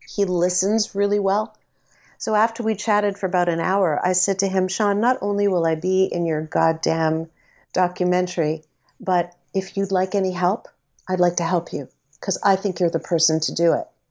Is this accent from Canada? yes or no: yes; Canada; I'm a Canadian celebrity